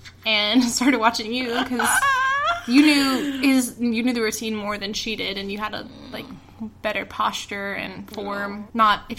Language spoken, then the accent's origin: English; Midwest, United States; I don't have one at all. I'm a Midwesterner.